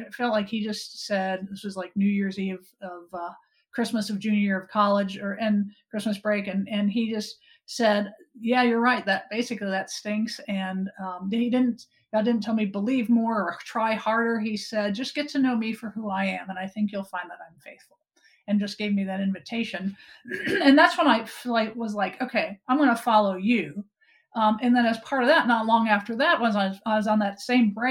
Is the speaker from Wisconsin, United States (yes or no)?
yes; Wisconsin, United States; Growing up in Wisconsin, we had a big yard in our grandparents' field